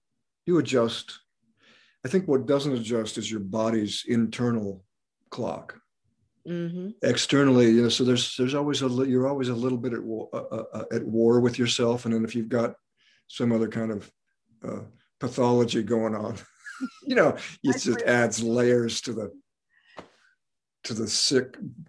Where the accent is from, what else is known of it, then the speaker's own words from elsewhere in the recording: Alaska, United States; moved away; when I was a kid growing up in Alaska with 20 hours of darkness